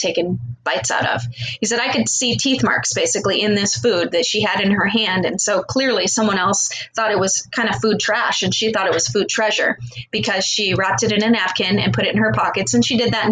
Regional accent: Glendale, Arizona, United States; I moved to Arizona when I was 2, so I've lived here for 50 years, so I would consider that to be almost a native.

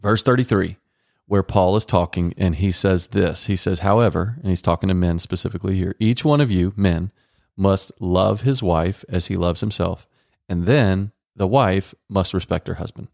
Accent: Dallas, Texas, United States; I was raised in Texas, Dallas, Texas

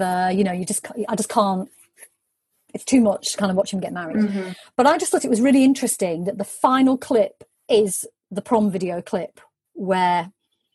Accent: United Kingdom

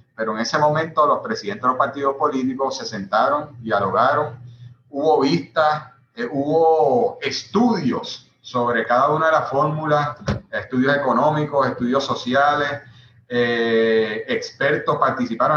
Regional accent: Puerto Rico; somos una nación puertorriqueña que, sobre todo por la situación política, por ser colonia, muchos de los puertorriqueños han tenido que irse de nuestra patria

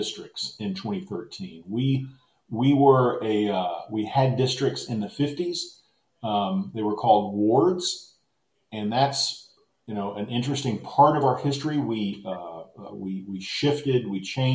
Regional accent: Austin, Texas, United States; It's my hometown. I've been able to practice the craft that I'm trained to do, and it's all happened in Austin, Texas

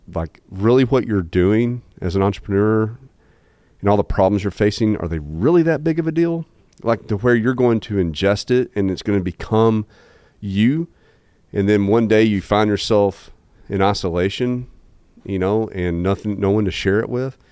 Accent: Jonesboro, Arkansas, United States; born and raised in Jonesboro, Arkansas

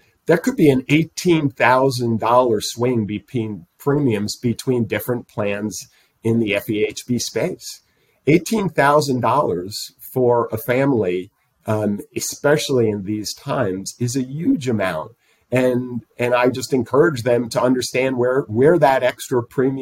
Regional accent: East Coast, United States; moved away; I come from the East Coast

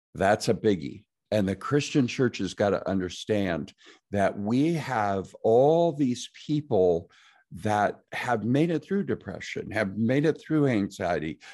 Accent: Nebraska, United States; I'm from Nebraska

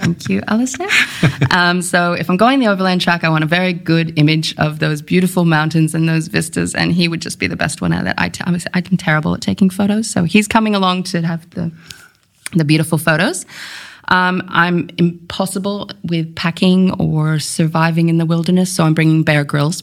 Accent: United States; moved away as an adult; now in Tasmania, Australia; I come from the United States. I don't come from the UK

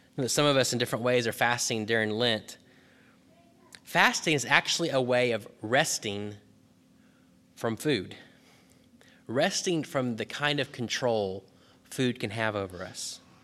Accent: Texas, United States; When I was growing up in Texas

